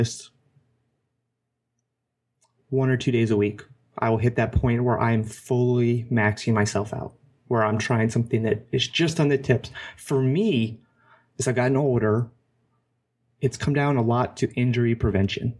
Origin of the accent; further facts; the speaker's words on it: Hawaii, United States; growing up as a kid, I grew up in Hawaii